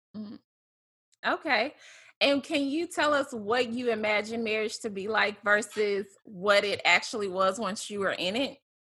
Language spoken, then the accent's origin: English; Memphis, Tennessee, United States; moved away; we're both from Memphis